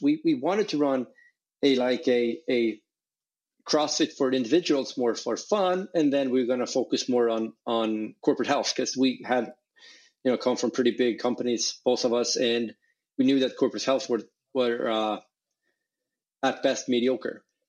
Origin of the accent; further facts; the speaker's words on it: Sweden; I grew up in in Sweden.